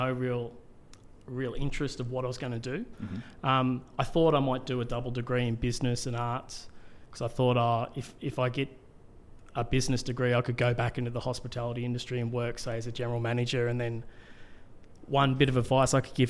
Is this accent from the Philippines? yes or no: no; Melbourne, Victoria, Australia; moved away as an adult; also born or lived in Cairns, Queensland; I grew up in Melbourne, and then I moved to Cairns, and I lived in Cairns for about 15 years.